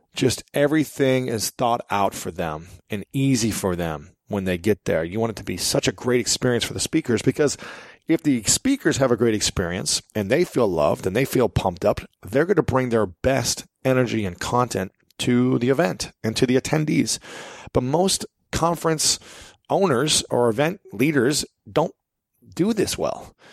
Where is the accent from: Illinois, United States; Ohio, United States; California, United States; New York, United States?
Ohio, United States; Columbus; Columbus, Ohio because that's my hometown. That's where I'm from